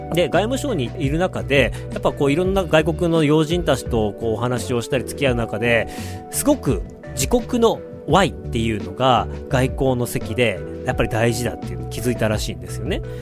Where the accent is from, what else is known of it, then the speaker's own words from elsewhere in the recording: Otaru, Hokkaido, Japan; moved away; also born or lived in China; 僕の地元小樽で